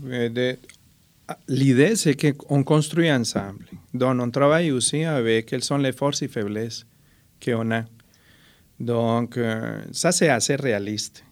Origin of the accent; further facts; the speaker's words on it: Colombia; French is a second language; now in Trois-Rivières, Canada; Je suis déraciné de la Colombie, enraciné en Mauricie